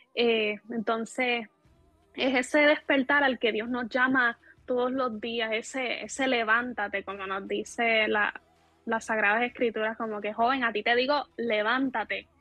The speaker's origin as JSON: {"language": "Spanish", "country": "Puerto Rico", "said": "soy de Puerto Rico"}